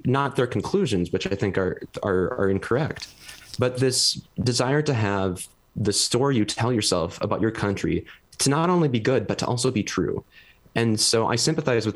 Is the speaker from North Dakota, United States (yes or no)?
yes; Fargo, North Dakota, United States; moved away as an adult; also born or lived in Boise, Idaho; I'm originally from Fargo, North Dakota, and then I did my undergrad at Boise State